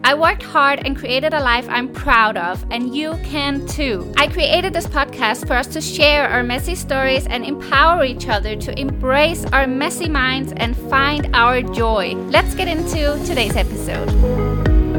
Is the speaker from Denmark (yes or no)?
yes; Denmark; moved away as an adult; I'm one hundred percent born and raised in Denmark, and I lived there until I moved abroad when I was twenty-four.